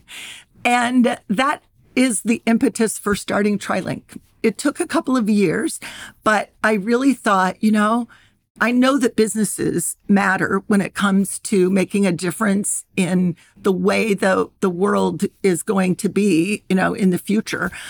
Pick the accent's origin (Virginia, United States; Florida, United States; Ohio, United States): Ohio, United States; I grew up in Ohio, and I grew up in the sixties and seventies